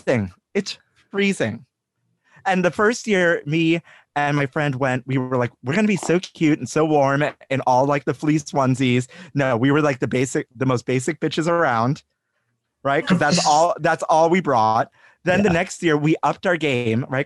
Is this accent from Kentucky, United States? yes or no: no; New York City, New York, United States; growing up in Brooklyn in the 80s and 90s